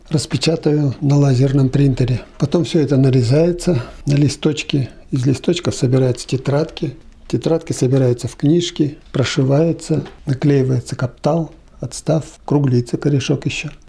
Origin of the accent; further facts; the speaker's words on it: Kizner, Udmurtia, Russia; Я сам Кизнерский. Увидел его стихи в «Удмуртской правде».